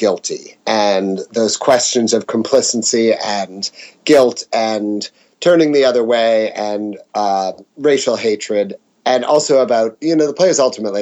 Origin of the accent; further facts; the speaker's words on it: United States; we, as Americans